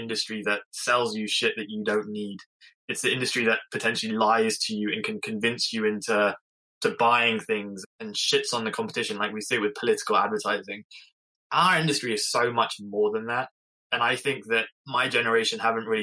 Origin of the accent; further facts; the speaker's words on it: England, United Kingdom; I'm English